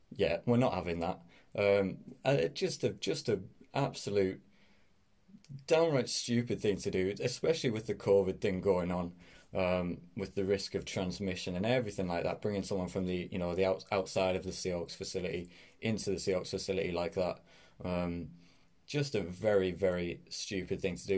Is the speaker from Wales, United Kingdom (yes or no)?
no; Middlesbrough, North East England, United Kingdom; I am from Middlesbrough, which is a little town up in the northeast of England.